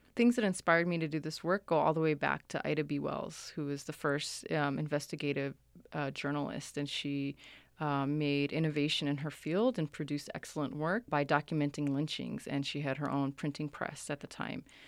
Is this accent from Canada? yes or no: no; Somalia; moved away; I'm from Somalia